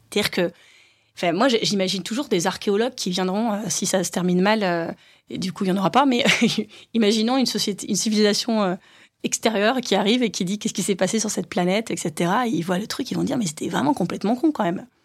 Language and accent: French; Hénin-Beaumont, Hauts-de-France, France; born or raised there